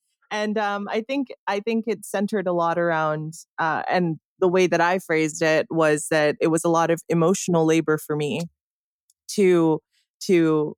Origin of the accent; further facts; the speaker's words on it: Canada; And so as a Canadian, I don't have much say. I just, you know, I exist outside of this sphere